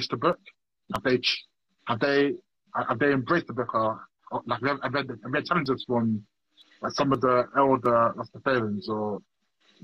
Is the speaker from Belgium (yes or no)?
no; Nigeria; I'm Nigerian Igbo